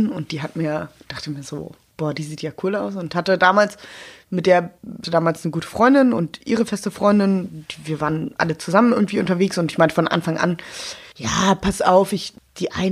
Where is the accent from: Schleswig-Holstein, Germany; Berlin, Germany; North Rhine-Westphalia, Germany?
Berlin, Germany; Ich hab, bin eine Berlinerin, sehr spät.